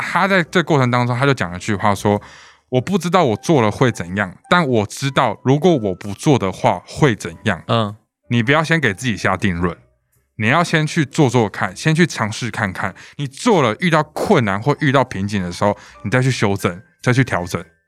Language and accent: Chinese; Taiwan; 我们身在一个台湾民族的国家